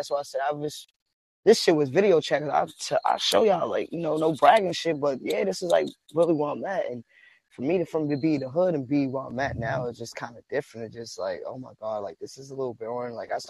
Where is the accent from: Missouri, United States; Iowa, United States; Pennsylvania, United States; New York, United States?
New York, United States; New York City; I said, like, my culture, I'm from the Mecca, you know, so I be around a lot of Jamaicans, Africans, Guyanese, Hispanics, and Cubans